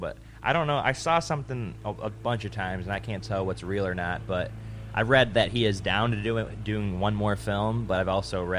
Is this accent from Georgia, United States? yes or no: no; Buffalo, New York, United States; we're from Buffalo, New York, and that's about a six-hour drive from us.